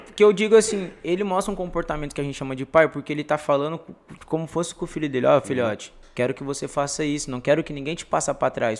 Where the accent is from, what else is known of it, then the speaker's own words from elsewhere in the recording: Nova Granada, São Paulo, Brazil; also born or lived in São José do Rio Preto; Na minha quebrada em Nova Granada